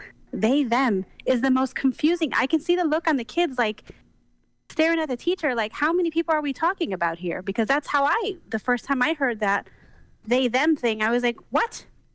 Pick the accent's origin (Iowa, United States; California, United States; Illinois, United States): Illinois, United States; Chicago; moved away; also born or lived in High Desert; I'm originally from Chicago.